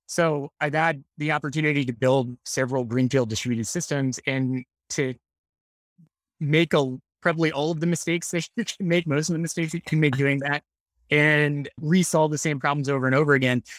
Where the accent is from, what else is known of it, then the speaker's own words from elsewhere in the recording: Annapolis, Maryland, United States; I grew up in Annapolis, Maryland